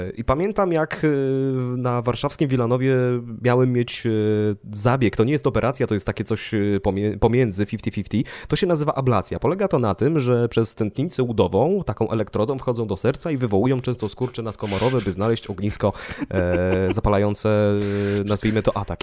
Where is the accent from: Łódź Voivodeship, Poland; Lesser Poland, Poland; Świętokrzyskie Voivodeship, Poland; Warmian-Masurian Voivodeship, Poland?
Świętokrzyskie Voivodeship, Poland; Ostrowiec Świętokrzyski; now in Warsaw, Poland; pochodzę z Ostrowca i w tym mieście zdawałem egzamin na prawo jazdy